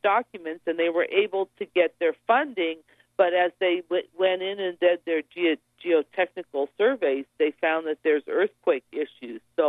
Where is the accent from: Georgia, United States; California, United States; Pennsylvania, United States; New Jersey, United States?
California, United States; Santa Clara River area; right here in my hometown, the Santa Clara River